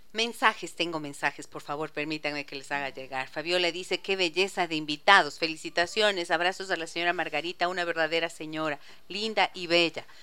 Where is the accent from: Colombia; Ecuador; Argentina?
Ecuador; Ibarra, Imbabura; moved away as an adult; now in Quito, Ecuador; yo crecí en Ibarra, toda mi infancia y mi adolescencia y hasta cuando ya me casé.